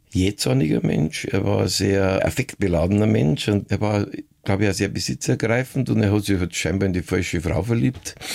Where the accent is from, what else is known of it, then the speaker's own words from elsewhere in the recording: Passau, Bavaria, Germany; ich bin Kabarettist, Schauspieler und Niederbayer. Schon mit meinem ersten Programm habe ich meine Heimatstadt Passau in größte Aufregung versetzt.